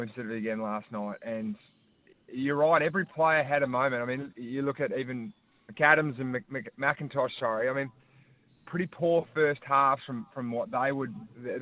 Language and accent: English; Tasmania, Australia; moved away as an adult; now in Victoria, Australia; your home state, my home state, our home state